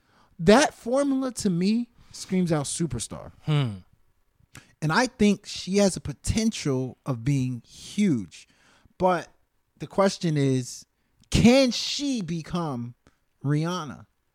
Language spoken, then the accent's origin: English; Baton Rouge, Louisiana, United States; born there; I was born in Baton Rouge. A lot of people don't know that.